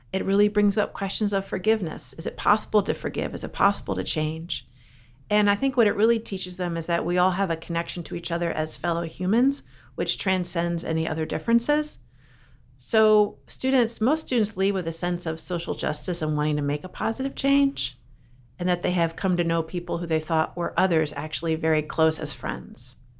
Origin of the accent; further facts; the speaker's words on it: Philadelphia, Pennsylvania, United States; moved away; also born or lived in Brownsburg, Virginia; I'm from Philly